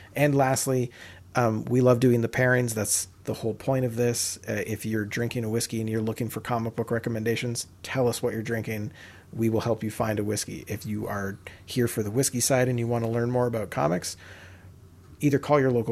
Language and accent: English; Canada; we're Canadian